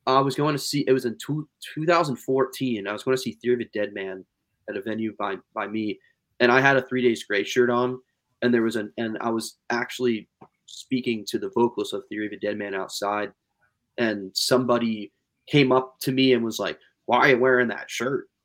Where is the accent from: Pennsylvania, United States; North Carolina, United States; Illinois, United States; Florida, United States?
Pennsylvania, United States; we're from Pennsylvania